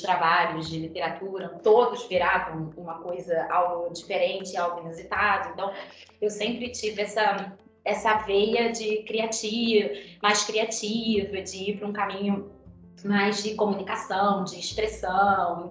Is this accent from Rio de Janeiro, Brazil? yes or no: yes; Petrópolis, Rio de Janeiro, Brazil; eu sou de Petrópolis, que é a serra, né, fluminense. É, minha família é de lá, fui nascida e criada